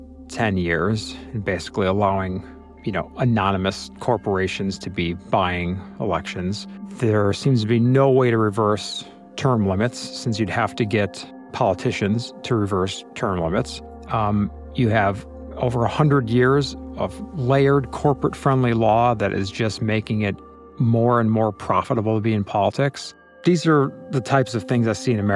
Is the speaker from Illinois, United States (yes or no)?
yes; Illinois, United States; I'm from Illinois